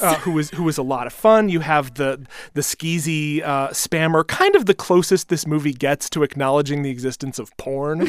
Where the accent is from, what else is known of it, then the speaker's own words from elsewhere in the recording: Wisconsin, United States; my home state of Wisconsin